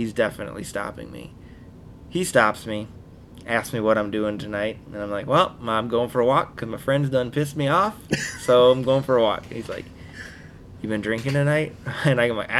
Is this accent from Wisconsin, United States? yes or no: yes; Wisconsin, United States; we're from Wisconsin